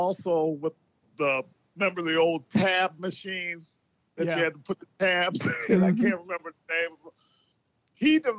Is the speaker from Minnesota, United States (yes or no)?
yes; Minneapolis, Minnesota, United States; I was born in Minneapolis